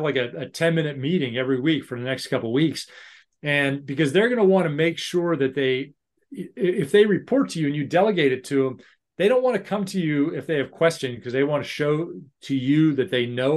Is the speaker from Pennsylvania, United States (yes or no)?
yes; Pittsburgh, Pennsylvania, United States; moved away as an adult; now in United Kingdom; I'm from Pittsburgh